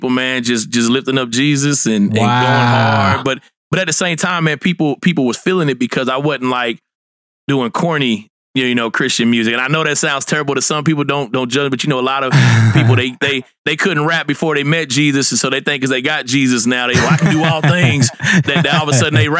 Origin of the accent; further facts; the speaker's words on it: Fort Smith, Arkansas, United States; I'm from Fort Smith, Arkansas, originally